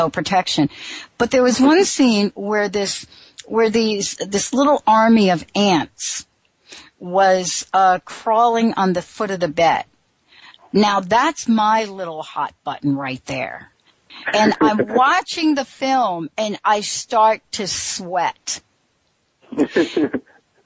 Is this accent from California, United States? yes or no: no; New Jersey, United States; also born or lived in New York; now in Washington, United States; I grew up on the East Coast and I'm from New York, I grew up in New Jersey